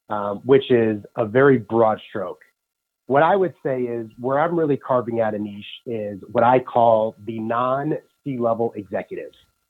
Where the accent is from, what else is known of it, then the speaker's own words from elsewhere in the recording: New York City, New York, United States; First is I'm a New Yorker and I resonate with being a New Yorker, meaning I'm direct.